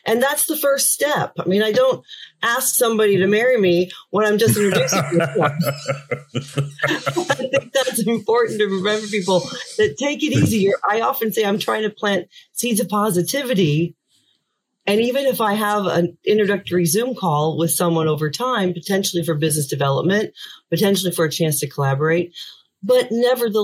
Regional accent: Indiana, United States; moved away as an adult; also born or lived in Orlando, Florida / Washington, D.C.; now in Dublin, Ireland; I grew up in Indiana

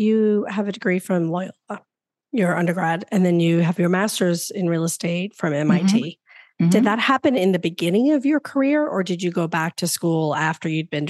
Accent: New Orleans, Louisiana, United States; I am a New Orleans girl.

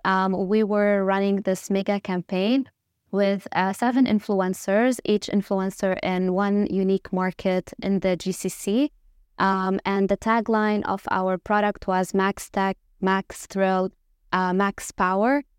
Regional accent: Lebanon; moved away as an adult; also born or lived in Dubai; I obviously am Lebanese, so, uh, born and raised in Lebanon

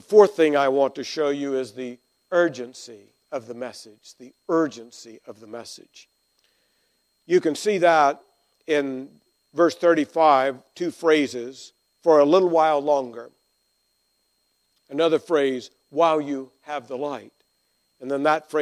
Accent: Arkansas, United States; I grew up in Arkansas, and we were grammatically ahead

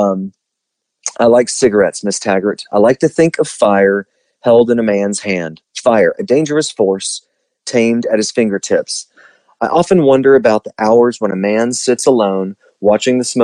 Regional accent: the South, United States; we're from the South

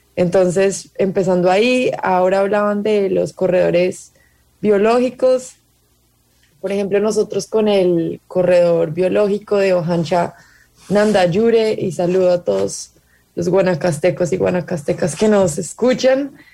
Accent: Colombia; Yo soy colombiana

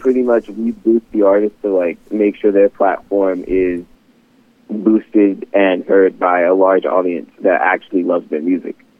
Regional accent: Philadelphia, Pennsylvania, United States; moved away as an adult; now in Gilbert, United States; originally, I am a Philadelphia native. I am from the East Coast myself, but um, I moved over um, to Arizona for college

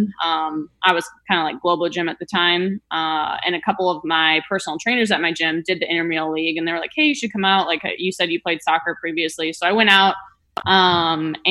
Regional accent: Minnesota, United States; moved away as an adult; now in Florida, United States; growing up, kind of knew that I didn't want to stay in Minnesota

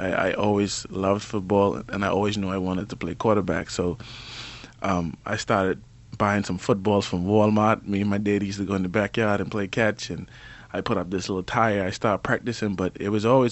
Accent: Cockburn Town, Turks & Caicos Islands; moved away as an adult; North Creek boy, grew up all my life in Grand Turk, went to HJ

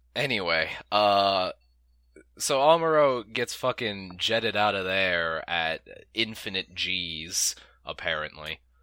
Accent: United States; We're American.

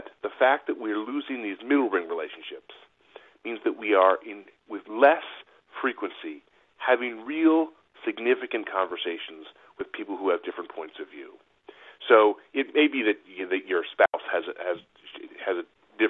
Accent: Buffalo, New York, United States; now in Rhode Island, United States; I grew up in Buffalo, New York

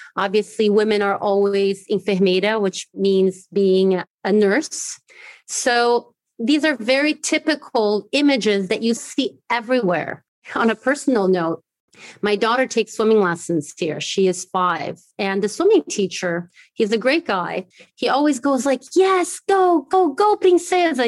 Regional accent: Morro de São Paulo, near Salvador, Bahia, Brazil; also born or lived in Germany / United States; now in Maputo, Mozambique; I grew up trilingual. So one of the languages that I learned in Brazil was Portuguese. I grew up in a really beautiful island in Morro de São Paulo, so close to Salvador

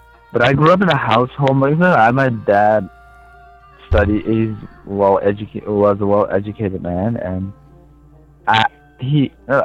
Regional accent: Bhutan; moved away as an adult; now in Asheville, United States; I'm from Bhutan, which is near Nepal, northeast of India.

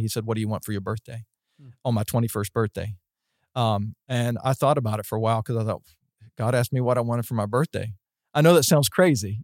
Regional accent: West Virginia, United States; moved away as an adult; also born or lived in Florida; I was from West Virginia

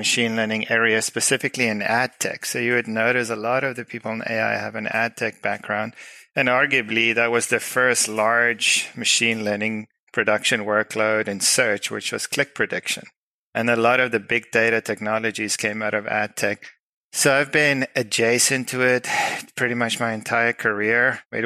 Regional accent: South Africa; moved away; I'm originally from South Africa, so that explains the weird accent.

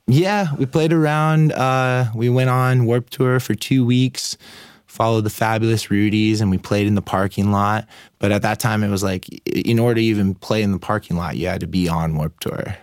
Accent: Oceanside, California, United States; also born or lived in Mammoth Mountain; born and raised in Oceanside.

